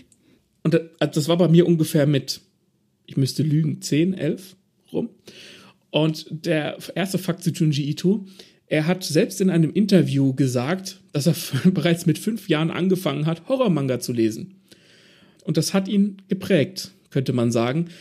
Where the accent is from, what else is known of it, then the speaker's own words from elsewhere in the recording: Germany; bei uns in Deutschland, weil wir Deutschen